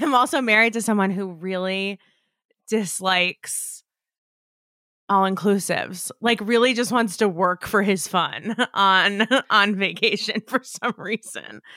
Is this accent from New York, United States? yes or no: yes; outside of New York, United States; I grew up outside of New York